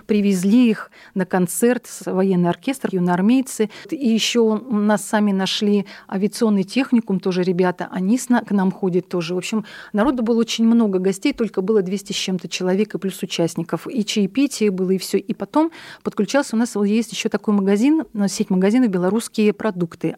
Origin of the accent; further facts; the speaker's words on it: Belarus; now in Omsk, Russia; мы белорусы, у нас нет своих костюмов